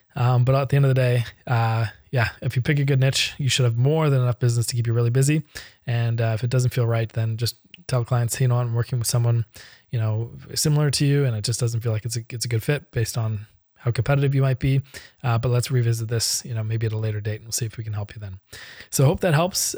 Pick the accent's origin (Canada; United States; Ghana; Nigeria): Canada; I'm Canadian and most of my clients are U S and European